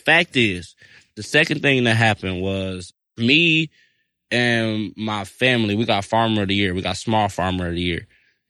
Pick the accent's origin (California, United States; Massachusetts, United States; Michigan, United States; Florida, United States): Michigan, United States; Detroit; I'm from Detroit, Michigan, and I've been farming since I was 8 years old.